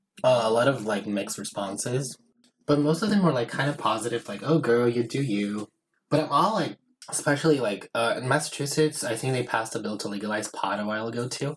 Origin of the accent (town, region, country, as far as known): Brazil; born or raised there; first language Portuguese; English is a second language; moved away